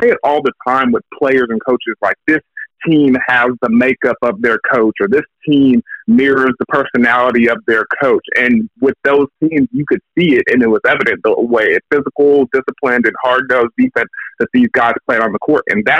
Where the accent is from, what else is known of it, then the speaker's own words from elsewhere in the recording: Dallas, Texas, United States; growing up in Dallas, Texas, I mean, you either cheered for the Aggies or you cheered for the Longhorns